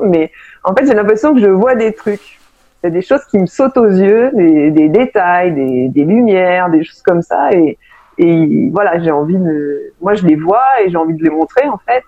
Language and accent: French; Paris, Île-de-France, France; also born or lived in Seine-Saint-Denis; je suis parisienne au départ